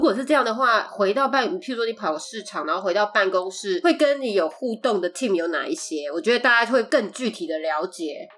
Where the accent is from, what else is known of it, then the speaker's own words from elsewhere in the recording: Taiwan; also born or lived in United States; now in Los Angeles, United States; 我们是在台湾出生，然后我们又在美国学习，住了一阵子，后来又搬回台湾，那现在我们各分两地 他在台湾，我在洛杉矶